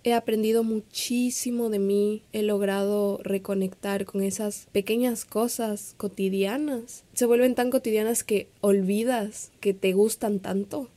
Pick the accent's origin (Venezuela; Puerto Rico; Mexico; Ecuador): Ecuador; also born or lived in Quito / Miami; Yo soy de Ecuador, yo vivo en Quito, pero en este momento no me encuentro ahí